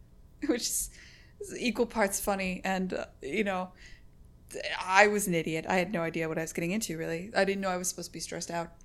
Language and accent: English; Connecticut, United States; also born or lived in San Francisco; now in Boston, United States; I was born in Connecticut. I'm just used to New England culture.